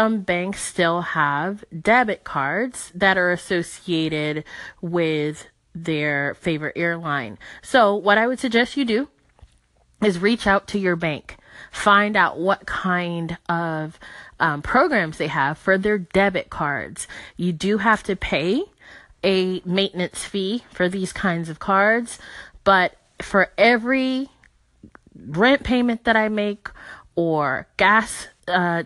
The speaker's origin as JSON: {"language": "English", "town": "Miami", "region": "Florida", "country": "United States", "said": "I'm from Miami."}